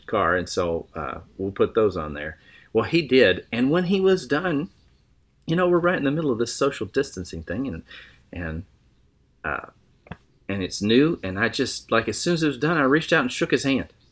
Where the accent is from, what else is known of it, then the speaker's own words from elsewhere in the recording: Lubbock, Texas, United States; I was born in Lubbock, Texas